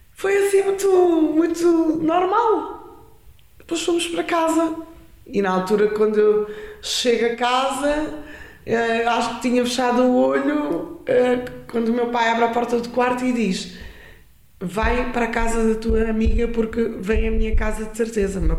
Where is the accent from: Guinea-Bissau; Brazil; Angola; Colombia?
Guinea-Bissau; now in Lisbon, Portugal; eu seja da Guiné ou sou da Guiné